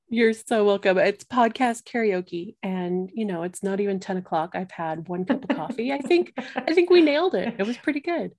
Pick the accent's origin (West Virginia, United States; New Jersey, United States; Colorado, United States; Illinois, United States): Colorado, United States; I, um, live in Colorado, born and raised in Colorado